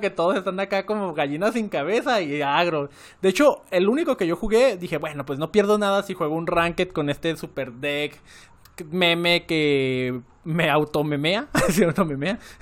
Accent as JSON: {"language": "Spanish", "town": "Guadalajara", "region": "Jalisco", "country": "Mexico", "said": "Yo era de Guadalajara, eh, bueno, soy de Guadalajara"}